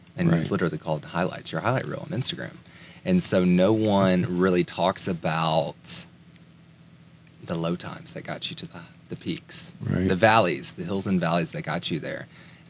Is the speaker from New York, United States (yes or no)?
no; Tuscaloosa, Alabama, United States; I grew up in Tuscaloosa, Alabama, Roll Tide.